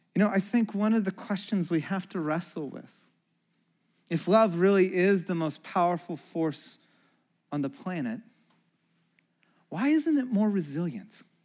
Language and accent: English; Santa Cruz, California, United States; moved away; also born or lived in Chicago; We grew up in Santa Cruz.